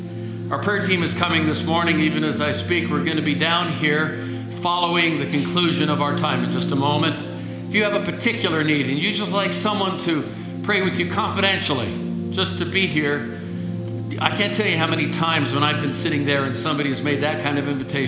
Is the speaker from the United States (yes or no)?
yes; Illinois, United States; Where are you from? I said, I'm from Illinois.